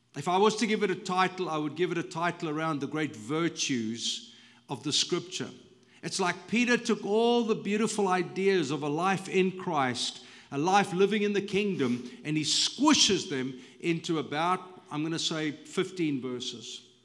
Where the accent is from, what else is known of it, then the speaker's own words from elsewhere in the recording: South Africa; moved away as an adult; now in United States; when I go back to South Africa, it's familiar, but it's not really home anymore